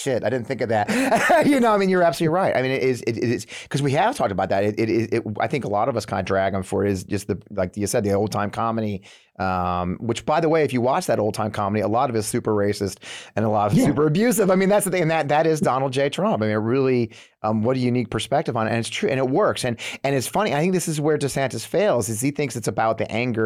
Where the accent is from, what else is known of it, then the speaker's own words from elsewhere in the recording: New England, United States; moved away; also born or lived in Missouri; I grew up in the New England, though. My dad's from Boston.